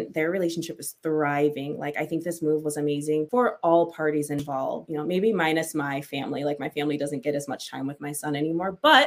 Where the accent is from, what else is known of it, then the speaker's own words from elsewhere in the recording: Michigan, United States; I'm from Michigan, born and raised